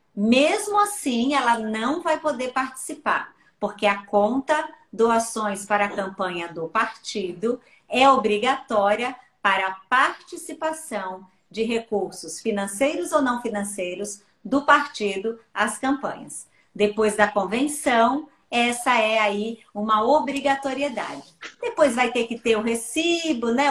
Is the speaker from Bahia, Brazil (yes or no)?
yes; Bahia, Brazil; moved away; eu sou baiana